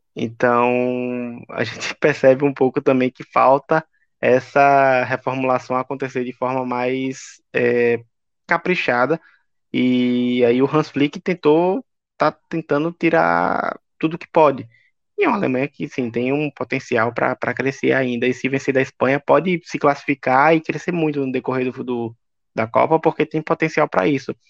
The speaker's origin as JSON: {"language": "Portuguese", "country": "Brazil", "said": "eu sou brasileiro e estou torcendo para o Brasil"}